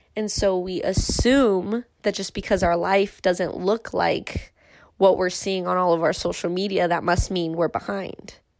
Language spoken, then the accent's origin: English; Irvine, California, United States; growing up in Irvine